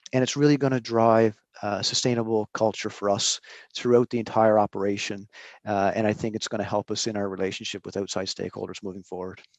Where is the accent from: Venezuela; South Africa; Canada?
Canada; Newfoundland and Labrador; now in Prince Edward Island, Canada; I'm living in Prince Edward Island, been here for 20 21 years, uh, but I was born and raised in Newfoundland.